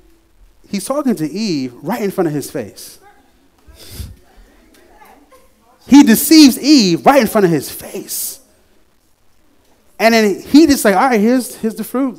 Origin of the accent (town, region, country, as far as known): New York, United States; moved away